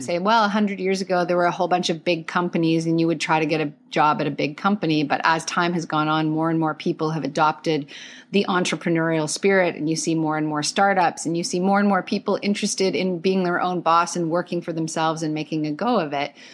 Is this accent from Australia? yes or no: no; Calgary, Alberta, Canada; now in Toronto, Canada; I grew up in Calgary. I moved to Toronto in two thousand one